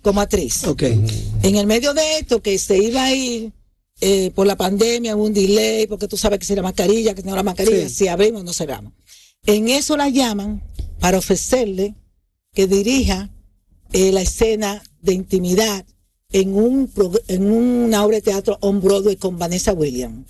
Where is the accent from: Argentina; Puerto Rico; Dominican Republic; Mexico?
Dominican Republic; moved away; todo lo de mi infancia en República Dominicana